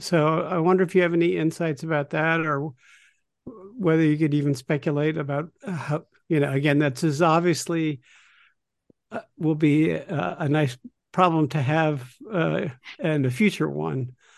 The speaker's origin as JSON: {"language": "English", "country": "United States", "said": "as an American"}